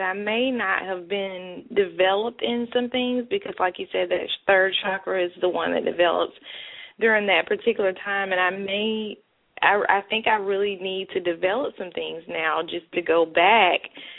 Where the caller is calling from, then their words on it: Birmingham, Alabama, United States; I'm calling from Birmingham, Alabama.